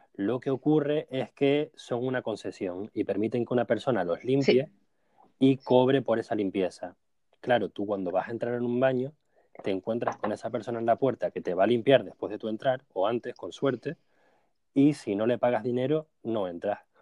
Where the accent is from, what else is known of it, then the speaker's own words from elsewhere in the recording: Canary Islands, Spain; now in Netherlands; hay un grupo de canarios en los Países Bajos que se comunican por WhatsApp, uno de ellos es Sherezade y otro de ellos soy yo